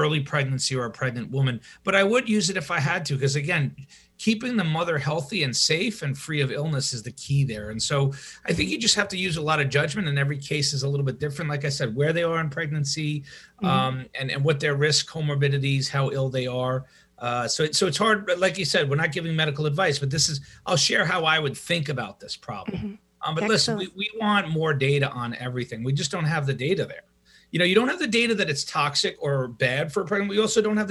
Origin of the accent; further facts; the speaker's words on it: New York, United States; moved away; also born or lived in Madison; I'm from New York